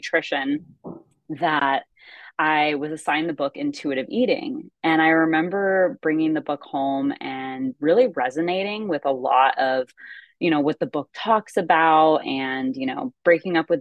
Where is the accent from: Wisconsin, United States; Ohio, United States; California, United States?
California, United States; I'm from California